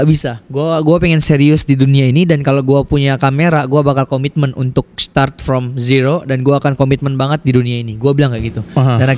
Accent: Makassar, South Sulawesi, Indonesia; now in Seattle, United States; gue asli Makassar

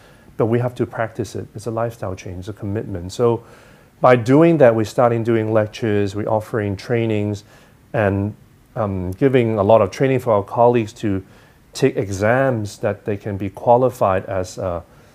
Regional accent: Hong Kong; also born or lived in United States; I'm, you know, educated in the U.S., I grew up in Hong Kong

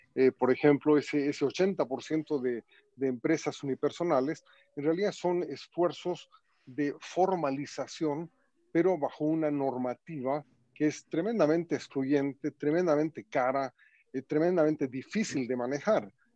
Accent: Bolivia; somos todos los bolivianos

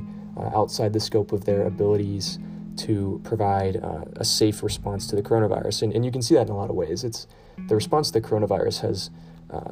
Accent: Kentucky, United States; my home state of Kentucky

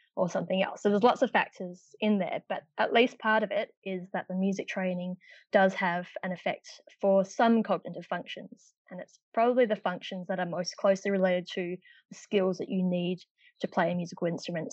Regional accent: Perth, Western Australia, Australia; moved away as an adult; now in Melbourne, Australia; I'm actually from Perth uh, in Western Australia originally.

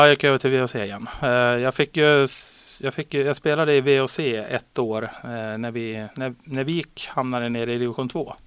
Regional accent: Borlänge, Dalarna County, Sweden; moved away as an adult; now in Västerås, Sweden; jag började hemma i Borlänge

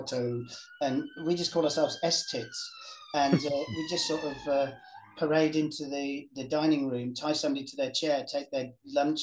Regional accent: Welsh, Wales, United Kingdom; I'm Welsh

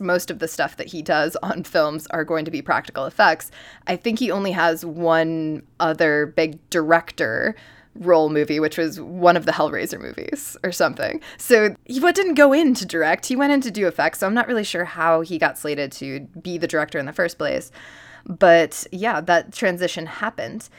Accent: upstate New York, United States; moved away; I am also just from the upstate New York region, or just New York in general

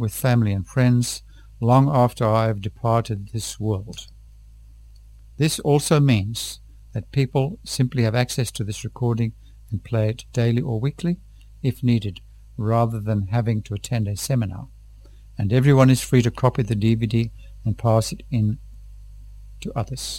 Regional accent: Tanzania; from Tanzania.

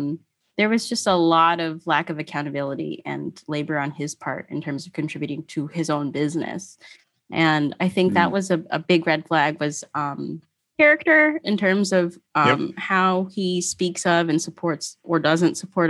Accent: Philippines; And being Filipino, I was mortified.

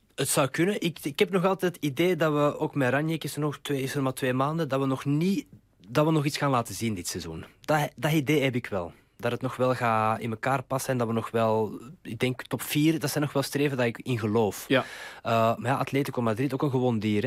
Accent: Mechelen, Flanders, Belgium; now in Amsterdam, Netherlands; mijn roots liggen in Mechelen.

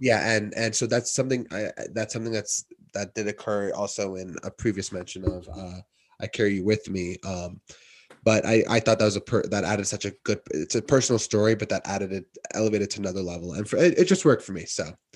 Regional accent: Westchester, New York, United States; I'm from Westchester, I grew up here

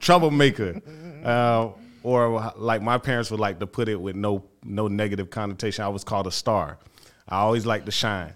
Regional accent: Fort Pierce, Florida, United States; first language Haitian Creole; English is a second language; moved away as an adult; also born or lived in Benton Harbor, Michigan; I am basically from Fort Pierce, Florida

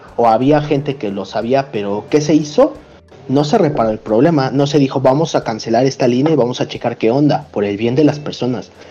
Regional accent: Mexico City, Mexico; yo soy de la Venustiano Carranza

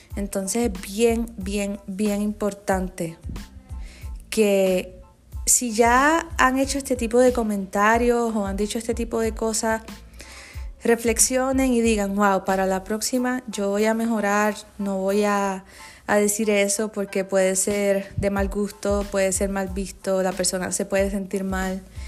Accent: Puerto Rico; los que somos de Puerto Rico

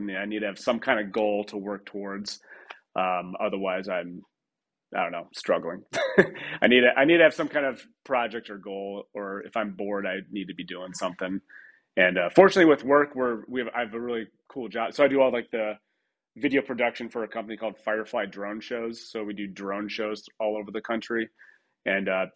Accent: Troy, Michigan, United States; Grew up in Michigan, Troy, Michigan

